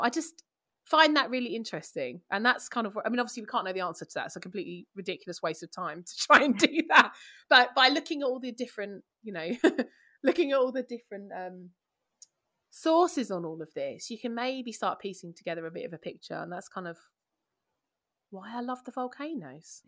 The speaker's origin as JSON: {"language": "English", "region": "London", "country": "United Kingdom", "said": "I'm from East London"}